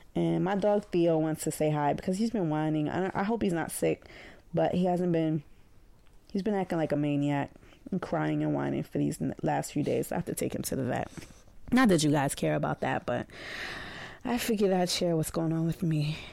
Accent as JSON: {"language": "English", "town": "New York City", "region": "New York", "country": "United States", "said": "we're from Brooklyn"}